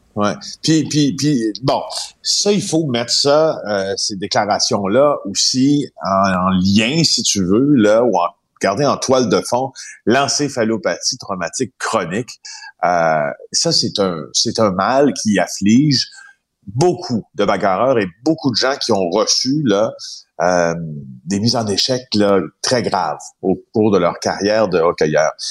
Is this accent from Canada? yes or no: yes; regions of Quebec, Canada; je viens des régions du Québec